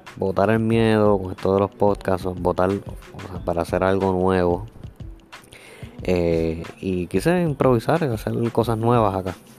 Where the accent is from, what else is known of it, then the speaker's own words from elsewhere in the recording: Puerto Rico; yo soy de Puerto Rico